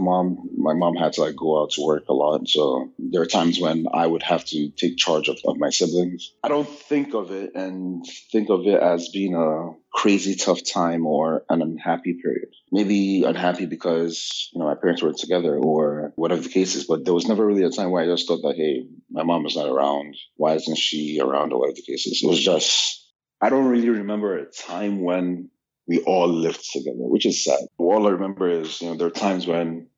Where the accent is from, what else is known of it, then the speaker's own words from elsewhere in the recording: Nigeria; moved away as an adult; now in United States; I was born here in the United States, lived here till I was about 8, and left for Nigeria in 1995, where I spent 11 years. There I completed my elementary school, completed high school, and then came back to the United States in 2006.